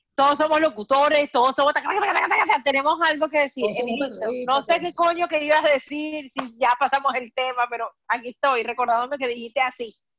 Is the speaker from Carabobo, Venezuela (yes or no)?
no; Acarigua, Portuguesa, Venezuela; moved away; also born or lived in Maracay; yo pasé por el pastoral de los llanos porque soy de Acarigua